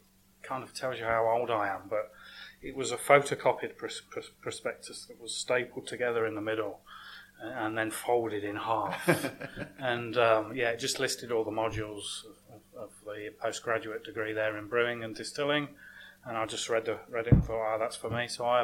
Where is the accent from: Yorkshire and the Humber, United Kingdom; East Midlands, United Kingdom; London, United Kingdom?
East Midlands, United Kingdom; Leicester; moved away as an adult; now in Australia; No, I'm from Leicester in England. It's not on the tourist map. It's not the glamorous part.